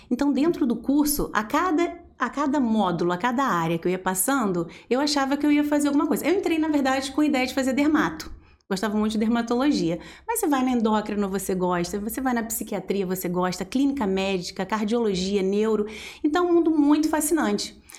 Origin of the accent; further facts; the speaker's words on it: Engenheiro Paulo de Frontin, Rio de Janeiro, Brazil; moved away as an adult; now in Volta Redonda, Brazil; Na verdade, eu sou da região, Centro-Sul Fluminense, né? Eu sou de Engenheiro Paulo de Fronten, Olha! uma cidadezinha que fica uns 50 minutos, uma hora daqui de Volta Redonda.